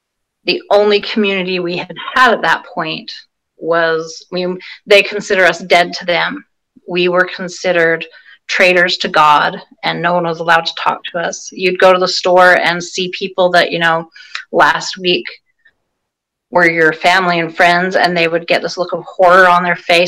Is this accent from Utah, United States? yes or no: yes; Salt Lake Valley, Utah, United States; also born or lived in California; now in Vancouver, Washington, United States; I grew up in the Salt Lake Valley